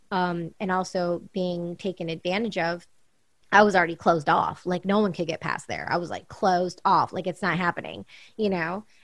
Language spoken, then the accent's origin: English; California, United States; growing up in California and being around all these different people and events and parties um, in LA and New York and Paris and London and around the world